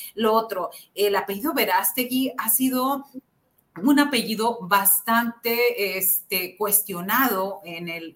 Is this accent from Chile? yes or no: no; Xicoténcatl, Tamaulipas, Mexico; somos los dos de Jicotenca, Tamaulipas